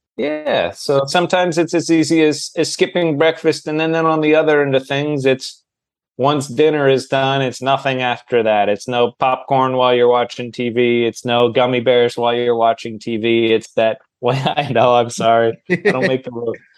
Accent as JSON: {"language": "English", "town": "Manchester", "region": "New Hampshire", "country": "United States", "moved": "as an adult", "lives_now": "Los Angeles, United States", "said": "I live in Los Angeles. I'm originally from Manchester, New Hampshire, home of Adam Sandler, but I've been in LA for about 15 years."}